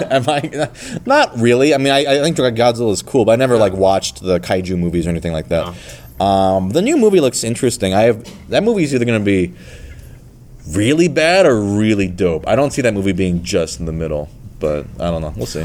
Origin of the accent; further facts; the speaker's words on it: Minnesota, United States; moved away; also born or lived in Michigan; I grew up in Minnesota actually as a kid.